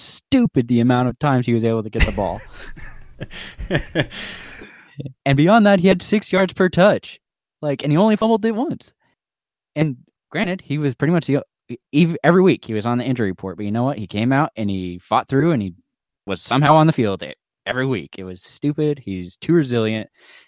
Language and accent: English; San Diego, California, United States; I was born in San Diego